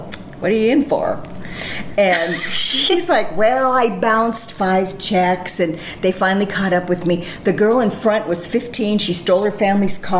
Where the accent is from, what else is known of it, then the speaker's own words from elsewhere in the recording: California, United States; moved away as an adult; I'm from California